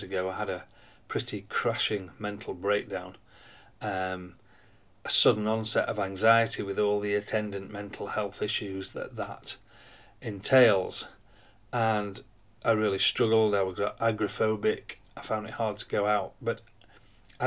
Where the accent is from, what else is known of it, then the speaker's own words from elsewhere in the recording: Yorkshire and the Humber, United Kingdom; I'm from South Yorkshire